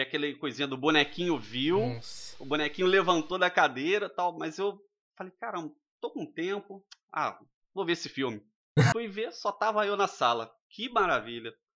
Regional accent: Rio de Janeiro, Brazil; moved away; sou natural do Rio de Janeiro, morei em, em algumas cidades durante a minha vida.

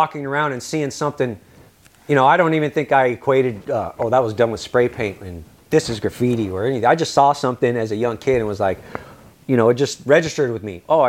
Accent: California, United States; moved away; It was fucked up in the sense, like I said, it was a culture shock. I'm coming from California to Kent, which is just normal neighborhoods, shit ton of people.

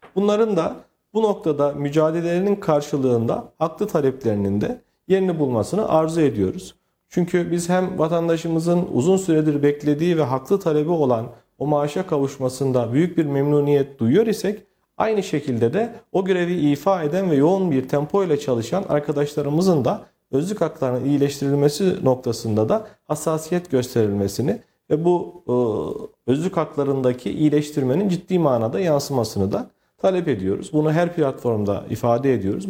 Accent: Bünyan, Kayseri Province, Turkey; also born or lived in Istanbul; 1986 ee, Kayseri Bünyan Karacaören doğumluyum. Ee, ilk orta ve lise öğrenimimi e, Kayseri'de e, almış bulunmaktayım.

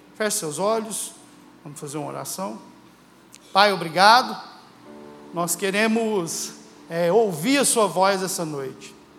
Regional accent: Uberlândia, Minas Gerais, Brazil; sou de Uberlândia

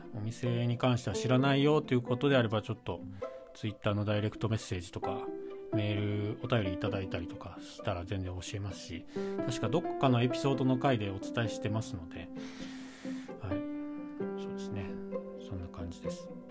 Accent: Shizuoka, Japan; moved away; 地元が静岡なので実家地元

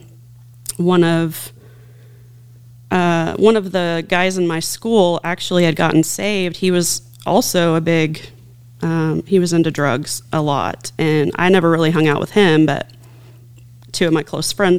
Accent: Posey County, Indiana, United States; I grew up out in Posey County

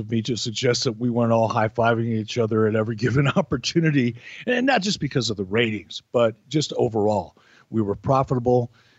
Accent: Detroit, Michigan, United States; also born or lived in Pittsburgh / Minneapolis; I grew up in Detroit and Pittsburgh and Minneapolis.

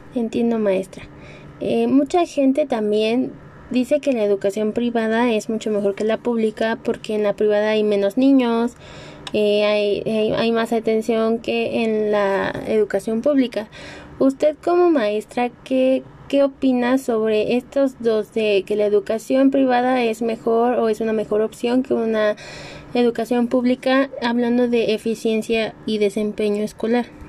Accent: Mexico; como mexicanos

